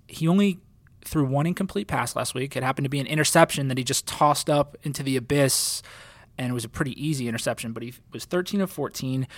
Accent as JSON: {"language": "English", "region": "New Jersey", "country": "United States", "moved": "yes", "lives_now": "Southwest Florida, United States", "said": "I'm from New Jersey where state champions and NBA players, that's the breeding ground"}